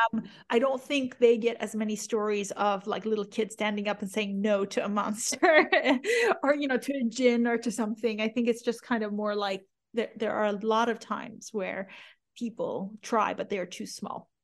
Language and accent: English; the Bible Belt, United States; also born or lived in Iran; growing up in the Bible Belt